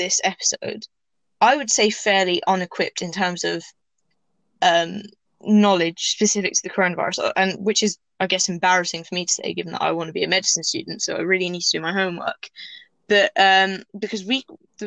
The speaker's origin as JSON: {"language": "English", "region": "England", "country": "United Kingdom", "tie": "born or raised there", "said": "I wasn't born there, I was born in England, but Tunisia, which is where my dad is from"}